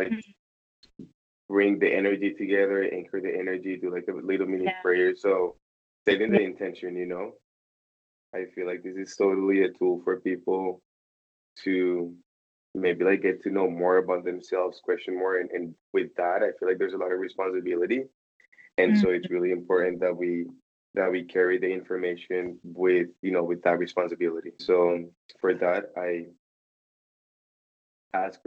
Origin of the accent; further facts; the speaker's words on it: Pereira, Risaralda, Colombia; moved away as an adult; also born or lived in United States; now in Miami, United States; I was born and raised in Colombia, in this little town called Pereira.